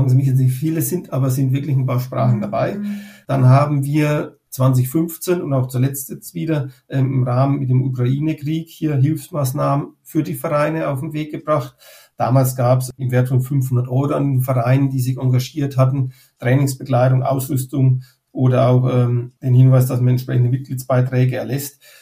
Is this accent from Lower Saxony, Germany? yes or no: no; Bavaria, Germany; ich stamme aus dem Unterfränkischen, ähm, aus einer Gemeinde aus dem Landkreis Schweinfurt.